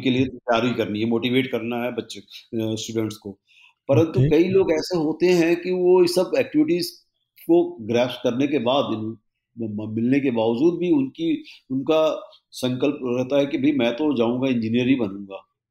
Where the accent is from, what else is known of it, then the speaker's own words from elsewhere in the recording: Rewa, Madhya Pradesh, India; मैं रीवा का रहने वाला हूँ ओरिजिनली